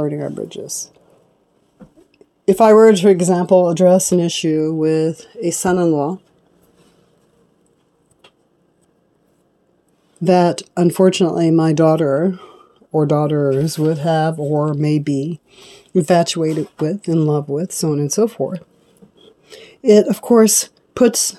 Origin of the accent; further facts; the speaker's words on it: United States; I was born in America, born black in America